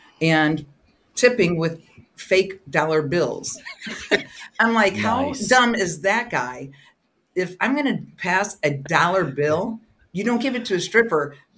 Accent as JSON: {"language": "English", "region": "Florida", "country": "United States", "said": "we're all from Florida"}